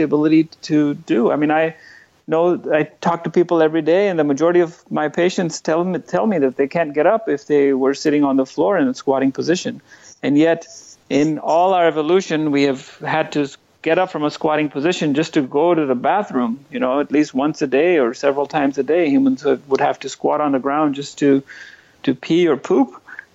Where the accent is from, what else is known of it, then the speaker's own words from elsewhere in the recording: New Delhi, Delhi, India; moved away as an adult; also born or lived in Northern California, United States; now in San Francisco Bay Area, United States; I spent the first 25 years of my life in New Delhi, India. I grew up in India